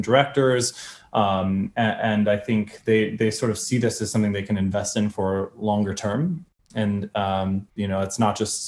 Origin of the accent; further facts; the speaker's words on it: Indianapolis, Indiana, United States; moved away; I'm from Indianapolis, Indiana